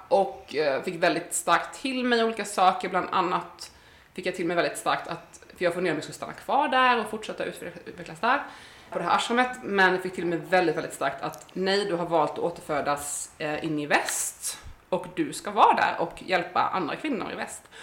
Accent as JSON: {"language": "Swedish", "country": "Sweden", "tie": "born or raised there", "said": "jag föddes i Småland"}